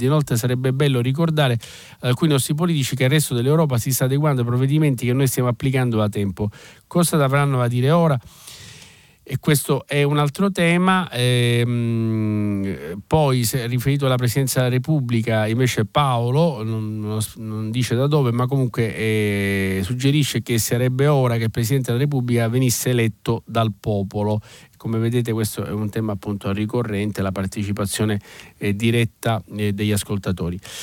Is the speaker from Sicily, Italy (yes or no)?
yes; Sicily, Italy; da siciliano, ma da italiano direi